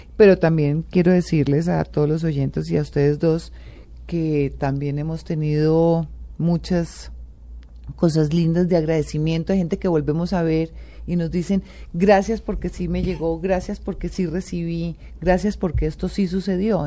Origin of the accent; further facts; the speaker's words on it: Colombia; como colombiana